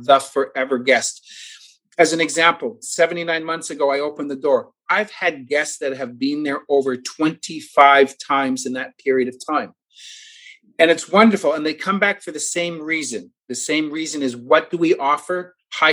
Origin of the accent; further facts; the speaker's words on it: Toronto, Ontario, Canada; moved away as an adult; now in South Florida, United States; I'm originally from Toronto, Ontario, Canada. I've been down here for about 12 years